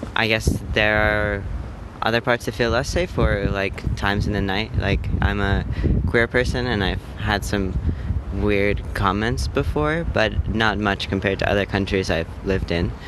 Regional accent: India; now in Helsinki, Finland; the country I'm from. I'm from India.

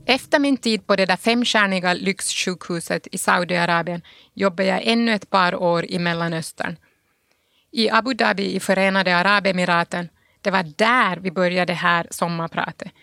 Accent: Pargas, Southwest Finland, Finland; moved away as an adult; also born or lived in Sundsvall / Italy; now in Geneva, Switzerland; min barndom i Pargas

